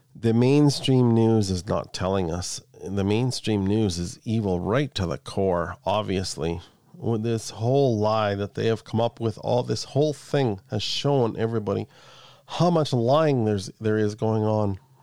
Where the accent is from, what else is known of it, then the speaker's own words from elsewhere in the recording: Canada; I'm Canadian